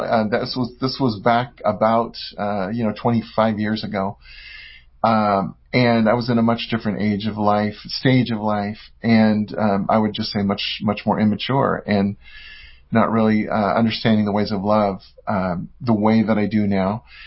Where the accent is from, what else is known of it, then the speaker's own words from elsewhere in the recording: San Francisco Bay Area, California, United States; I'm from California, from the uh, San Francisco Bay Area.